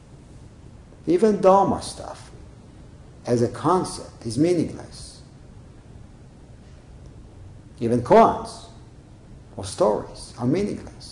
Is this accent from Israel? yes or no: yes; Israel; when I was growing up in Israel, I was a teenager